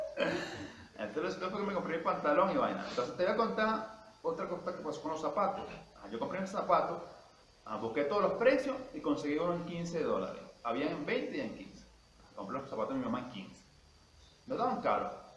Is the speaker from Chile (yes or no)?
no; Venezuela; como todo un venezolano